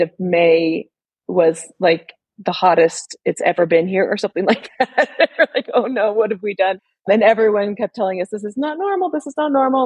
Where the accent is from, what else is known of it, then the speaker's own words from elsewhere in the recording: Sierra Nevada, Northern California mountains, United States; moved away; also born or lived in Oregon; where I grew up in the Northern California mountains, Sierra Nevada